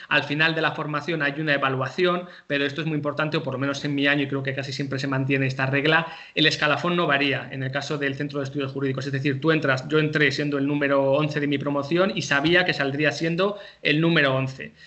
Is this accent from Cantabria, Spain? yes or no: yes; Santander, Cantabria, Spain; moved away as an adult; yo no soy de Madrid, yo soy de Santander